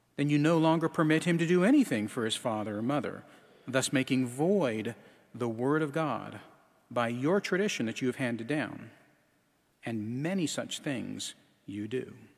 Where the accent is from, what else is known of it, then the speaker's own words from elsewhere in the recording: Alaska, United States; moved away; I'm from Alaska